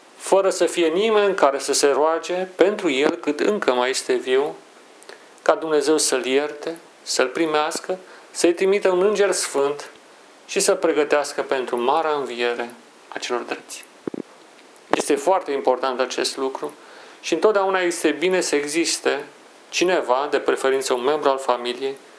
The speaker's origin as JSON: {"language": "Romanian", "town": "Brașov", "region": "Brașov County", "country": "Romania", "tie": "born or raised there", "moved": "yes", "said": "am călătorit la Brașov, orașul meu natal"}